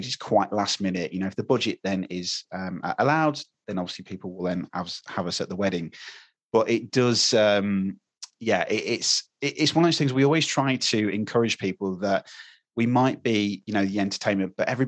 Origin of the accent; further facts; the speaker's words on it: United Kingdom; We love talking about the weather in England as British people